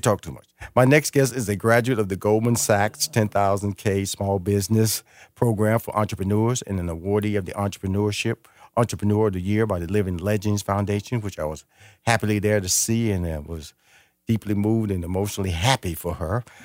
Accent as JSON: {"language": "English", "town": "Houston", "region": "Texas", "country": "United States", "tie": "born or raised there", "said": "I grew up near Missouri City"}